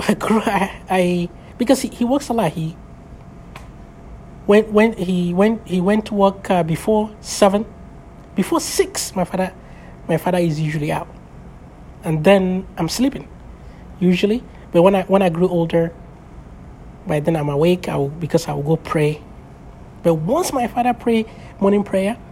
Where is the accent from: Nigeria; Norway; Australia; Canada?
Nigeria; Abuja, Federal Capital Territory; English is a second language; also born or lived in Bauchi, Nigeria / Kaduna, Nigeria; that was where I went to primary school